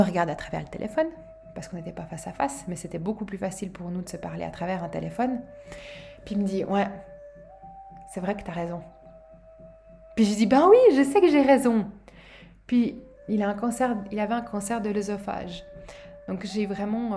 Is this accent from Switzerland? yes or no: yes; Switzerland; Chez nous en Suisse